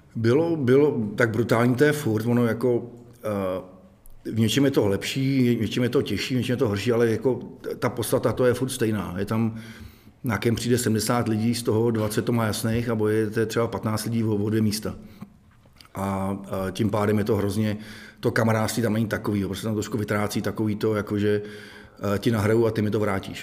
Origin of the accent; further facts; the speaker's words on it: Most, Ústí nad Labem Region, Czechia; jsem z Mostu